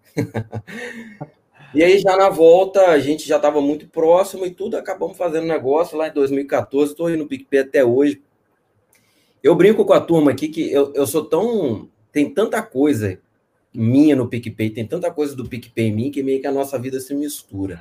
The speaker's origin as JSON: {"language": "Portuguese", "region": "Espírito Santo", "country": "Brazil", "tie": "born or raised there", "also_born_or_lived": "Minas Gerais", "said": "eu sou do Espírito Santo. Tô, nasci em Minas, mas estou aqui no Espírito Santo desde criança"}